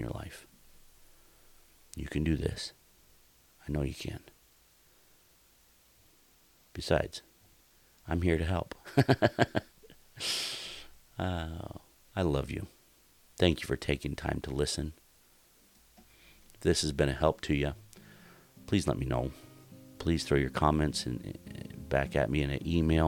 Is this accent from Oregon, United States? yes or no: yes; Oregon, United States; moved away; the town that I grew up in Oregon